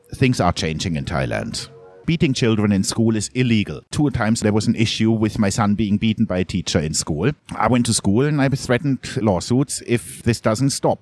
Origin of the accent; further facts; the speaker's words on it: Munich, Bavaria, Germany; moved away as an adult; also born or lived in Southeast Asia; I grew up in Munich. It's a very different mentality.